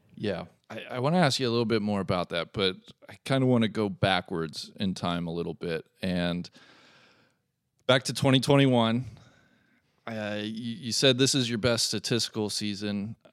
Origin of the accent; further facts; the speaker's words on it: Cincinnati, Ohio, United States; I am here in Cincinnati, Ohio